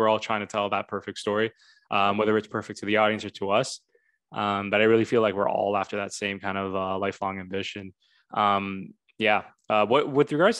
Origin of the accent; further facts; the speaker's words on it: Canada; I being Canadian, as fellow Canadians listening to this know, we have to learn French until grade 9